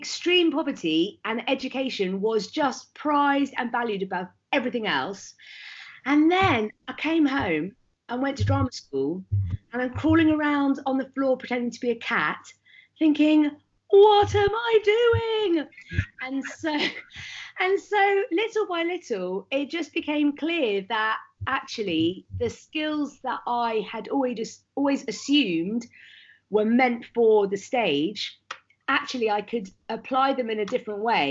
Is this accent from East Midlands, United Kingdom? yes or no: yes; Leicester, East Midlands, United Kingdom; I grew up in Leicester in the 1980s